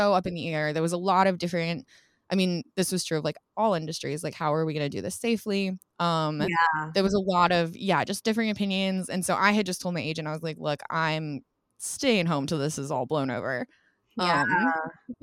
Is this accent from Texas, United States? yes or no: no; Colorado, United States; moved away as an adult; also born or lived in Portland, Oregon; now in Los Angeles, United States; I grew up in Colorado